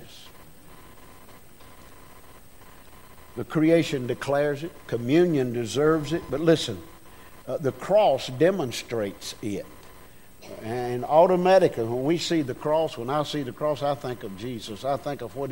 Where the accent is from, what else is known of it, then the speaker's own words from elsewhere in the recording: United States; I was born in America